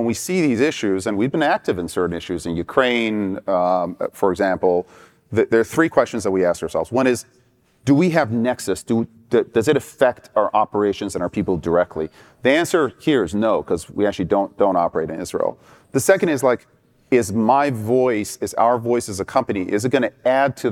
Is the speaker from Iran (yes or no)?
yes; Iran; moved away; I experienced growing up in Iran